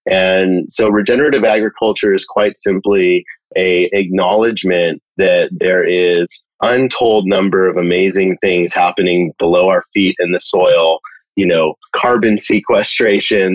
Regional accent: California, United States; Born and raised in California

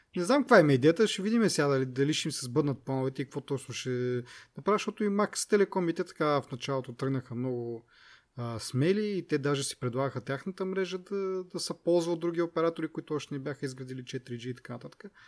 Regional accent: Kazanlak, Stara Zagora Province, Bulgaria; аз както съм от Казанлък

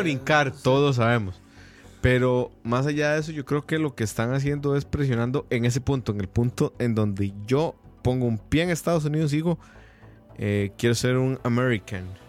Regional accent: Costa Rica; solo porque éramos ticos

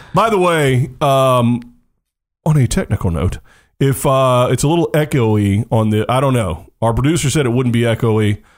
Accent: United States; I'm American

